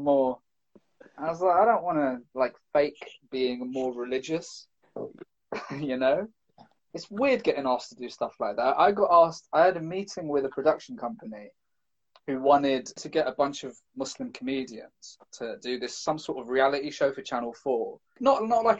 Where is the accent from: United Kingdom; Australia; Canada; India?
United Kingdom; London; I'm from London, I'm from the city, I'm not used to going to the countryside